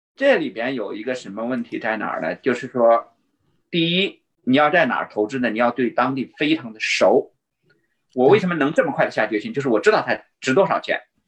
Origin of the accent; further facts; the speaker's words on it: China; moved away; 我们中国人的数学很好